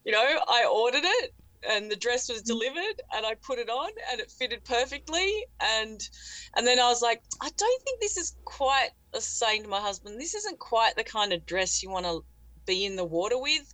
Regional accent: Fremantle, Western Australia, Australia; moved away as an adult; also born or lived in Santa Barbara, California; my hometown, my other hometown, Fremantle, where I am now.

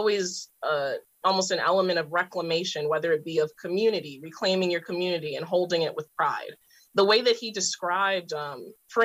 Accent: Baltimore, Maryland, United States; I came from West Baltimore

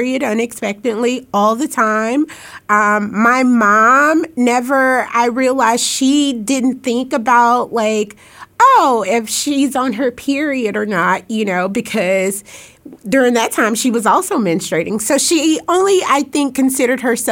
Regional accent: Lafayette County, Southwest Arkansas, United States; I'm from Southwest Arkansas, Lafayette County. That's where I was born and raised

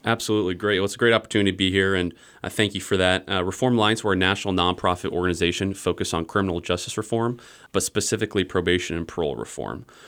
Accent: Iowa, United States; also born or lived in Virginia; I was born and raised in Iowa

